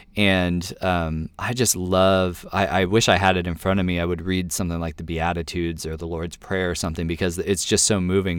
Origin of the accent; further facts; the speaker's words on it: United States; I'm an American Christian